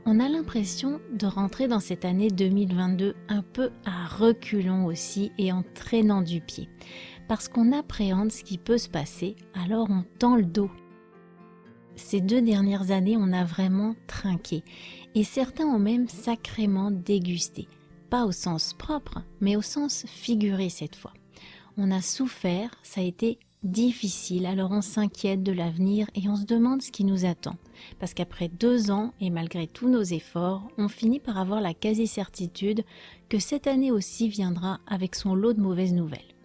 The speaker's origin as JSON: {"language": "French", "country": "France", "said": "je suis française"}